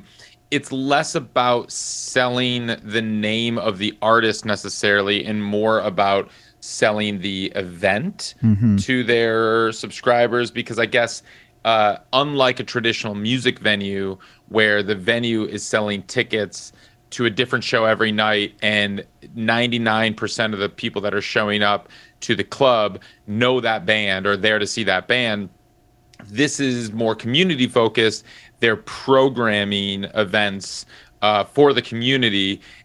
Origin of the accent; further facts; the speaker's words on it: Madison, Wisconsin, United States; I grew up in Madison, Wisconsin